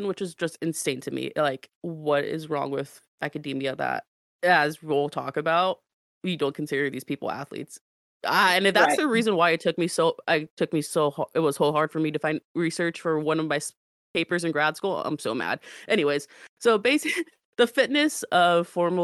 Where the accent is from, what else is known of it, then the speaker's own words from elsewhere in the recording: United States; I grew up in the States